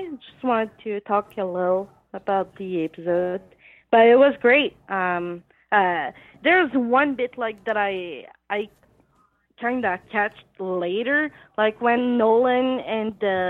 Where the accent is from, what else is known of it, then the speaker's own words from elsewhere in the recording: Quebec, Canada; from Quebec, Canada.